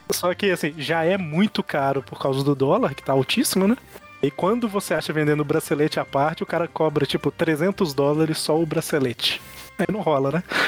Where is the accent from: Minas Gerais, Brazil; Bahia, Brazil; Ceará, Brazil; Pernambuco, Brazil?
Minas Gerais, Brazil; eu sou mineiro